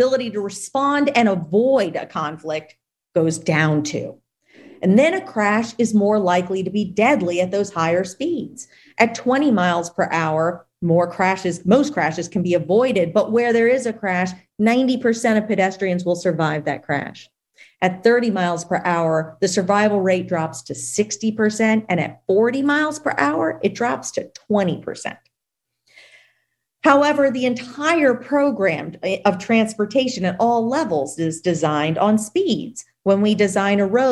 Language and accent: English; Louisiana, United States; my home state of Louisiana